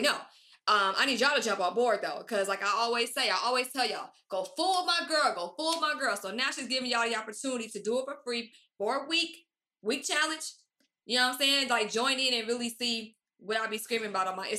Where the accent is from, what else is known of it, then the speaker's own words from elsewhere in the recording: Stone Mountain, Georgia, United States; now in Los Angeles, United States; I'm from Stone Mountain. I'm from DeKalb County